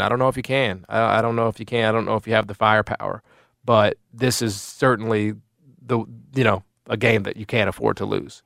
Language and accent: English; United States; I need to maintain a little bit of my nationalism, right, as an American.